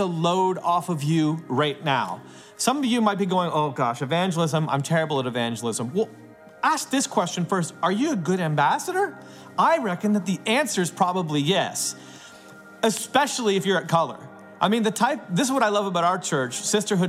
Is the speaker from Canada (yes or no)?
yes; Canada; I'm a Canadian